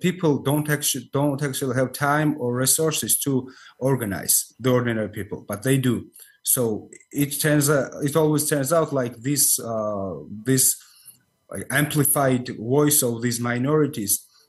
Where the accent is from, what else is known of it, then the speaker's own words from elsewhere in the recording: Rustavi, Kvemo Kartli, Georgia; I'm from Rustavi